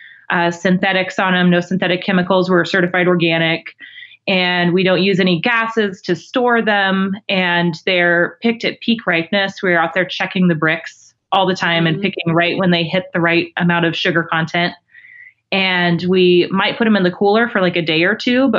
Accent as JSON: {"language": "English", "region": "Alaska", "country": "United States", "moved": "yes", "lives_now": "Oregon, United States", "said": "I'm a transplant. I'm from Alaska."}